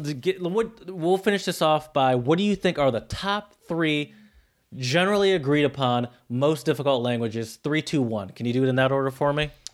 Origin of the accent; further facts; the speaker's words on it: United States; me as an American that has attempted to learn other European languages